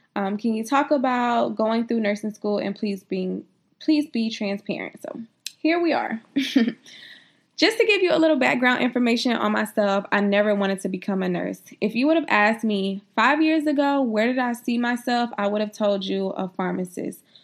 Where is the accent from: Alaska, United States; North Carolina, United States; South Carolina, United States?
South Carolina, United States; I'm from South Carolina